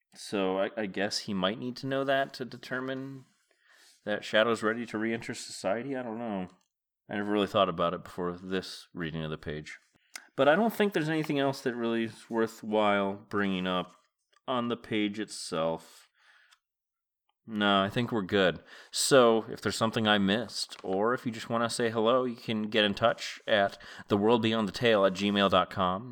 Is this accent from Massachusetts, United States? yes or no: yes; Massachusetts, United States; I have memories of travel agents in, in the, the county of Massachusetts where I grew up.